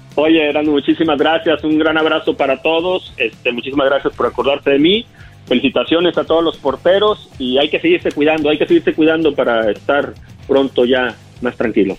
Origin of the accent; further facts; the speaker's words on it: Monterrey, Nuevo León, Mexico; moved away as an adult; also born or lived in Tampico / Guadalajara / Puebla / Celaya; now in Los Angeles, United States; Yo, yo nací en Tampico, me crié en Monterrey, Nuevo León